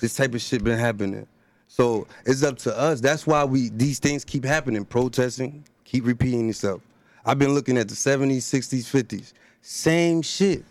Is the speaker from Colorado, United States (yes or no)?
no; Elizabeth, New Jersey, United States; I'm from Elizabeth, New Jersey